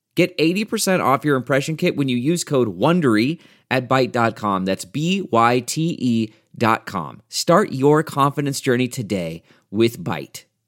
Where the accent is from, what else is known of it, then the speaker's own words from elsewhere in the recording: Burbank, California, United States; I grew up not uh, two miles from here in Burbank, California